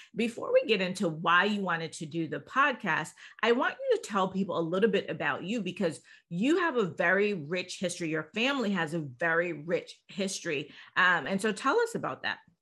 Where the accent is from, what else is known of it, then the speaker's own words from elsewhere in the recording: Jamaica; I'm Jamaican